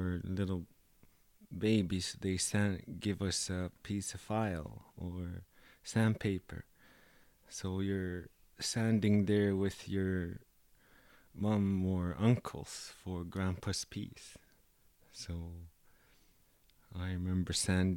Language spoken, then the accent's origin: English; Cape Dorset, Nunavut, Canada; moved away as an adult; also born or lived in Yellowknife / Toronto; now in Ottawa, Canada; polar bears are all around Cape Dorset, so it was part of my hometown